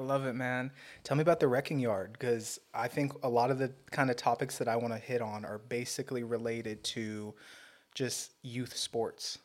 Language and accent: English; Torrance, California, United States; I'm from Torrance